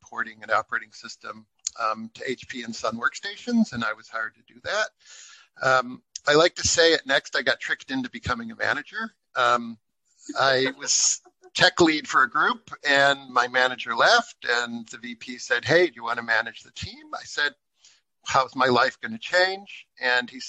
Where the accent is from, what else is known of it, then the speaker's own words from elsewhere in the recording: Chicago, Illinois, United States; also born or lived in California; now in Berlin, Germany; Originally, I was born in Chicago